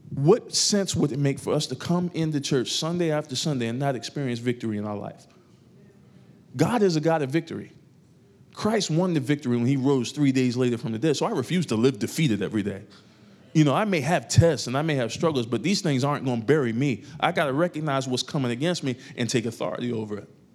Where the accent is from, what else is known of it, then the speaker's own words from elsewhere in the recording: New York, United States; moved away; I grew up in New York, a part of my life.